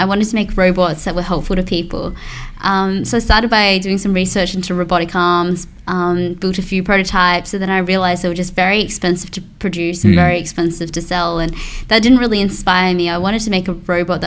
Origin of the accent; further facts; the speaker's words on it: Australia; we're Australian here